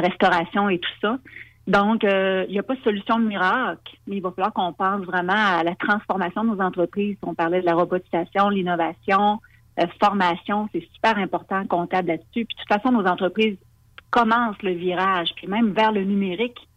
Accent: Lévis, Quebec, Canada; chez nous à Lévis

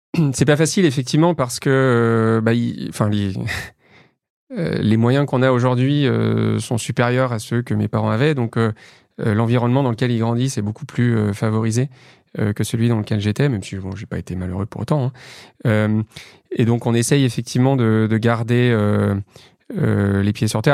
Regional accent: Lyon, Auvergne-Rhône-Alpes, France; moved away as an adult; also born or lived in Paris; j'ai grandi dans la banlieue est de Lyon. et voilà, je suis resté à Lyon jusqu'à mes 20 ans

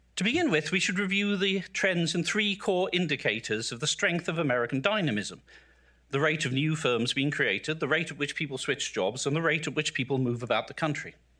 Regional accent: South Shields, North East England, United Kingdom; now in United States; I grew up in the industrial northeast of England, in the aspirational working class family

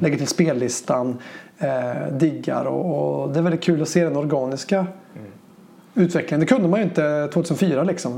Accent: Säffle, Värmland, Sweden; born or raised there; moved away as an adult; also born or lived in Gothenburg

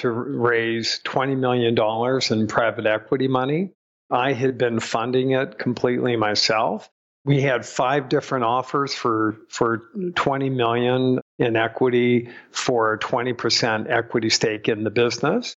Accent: Southern California, United States; also born or lived in Rhode Island; I was born in Rhode Island, but pretty much raised in California, in Southern California.

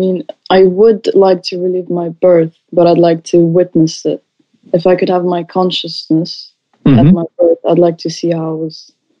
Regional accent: Russia; now in Spain; I'm from Russia, but I live in Spain.

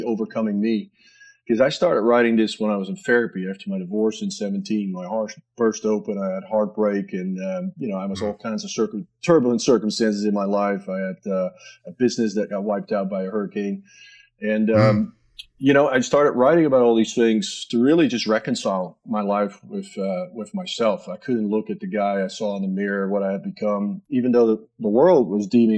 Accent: a little town outside Amsterdam, North Holland, Netherlands; moved away as an adult; born and raised just in a little sleeper town outside Amsterdam

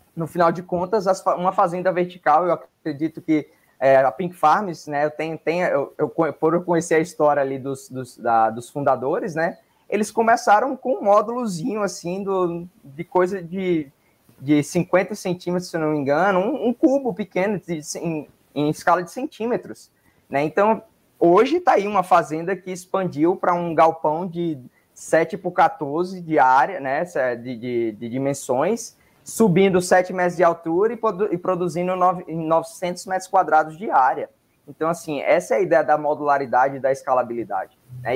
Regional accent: Northeast Region, Brazil; Eu sou do Nordeste

